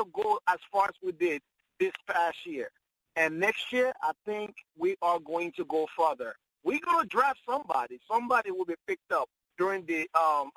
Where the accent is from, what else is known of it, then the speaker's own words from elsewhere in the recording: Nigeria; now in Philadelphia, United States; I'm a Nigerian by birth